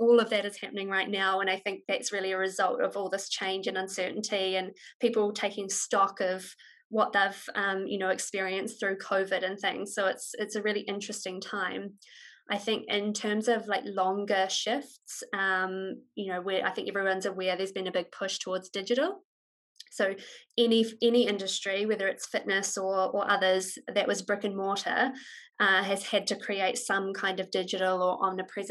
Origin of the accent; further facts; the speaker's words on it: New Zealand; moved away as an adult; I'm a Kiwi